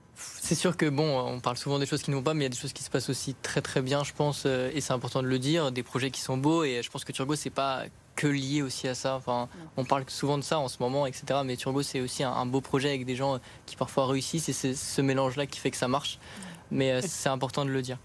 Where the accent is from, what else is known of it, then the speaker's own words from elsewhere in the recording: Paris, Île-de-France, France; je viens de Paris même aussi